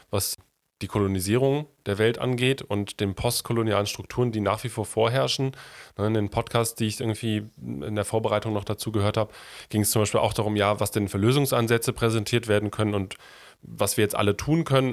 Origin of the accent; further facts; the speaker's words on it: North Rhine-Westphalia, Germany; komme ich ja aus dem Rheinland und bin mit den, also mit der Realität der Tagebaus dort groß geworden.